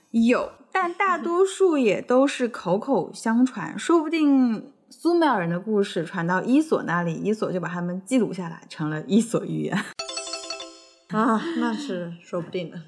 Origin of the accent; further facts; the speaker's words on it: China; 就像我们中国人相信《史记》一样